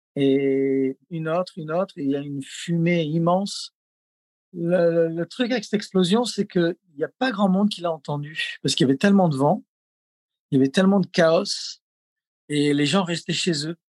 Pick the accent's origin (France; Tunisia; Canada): France; south-east France; also born or lived in Los Angeles, United States / Lahaina, Maui, United States; now in Maui, United States; Je suis d'origine euh, du sud-est de la France